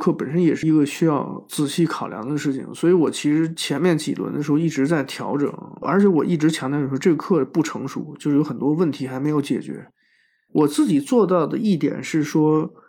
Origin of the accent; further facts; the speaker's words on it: China; 我们中国人通常这样认为，就是说这不是你这个年龄应该思考的事情。